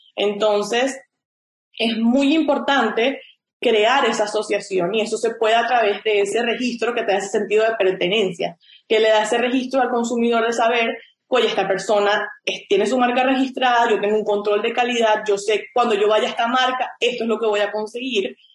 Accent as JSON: {"language": "Spanish", "country": "Venezuela", "also_born_or_lived": "Chicago, United States", "moved": "as an adult", "lives_now": "United States", "said": "Yo soy un abogado venezolano este, me gradué de la Universidad Católica Andrés Bello"}